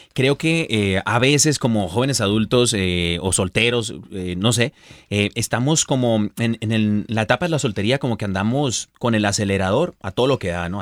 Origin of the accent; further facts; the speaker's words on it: Mexico; also born or lived in San Diego, California; soy mexicano y nacido mexicano